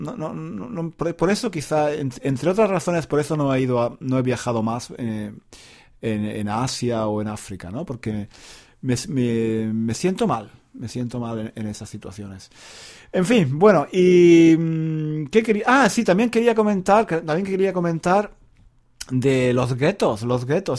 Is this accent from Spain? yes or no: yes; Granada, Andalusia, Spain; moved away; Granada, mi ciudad natal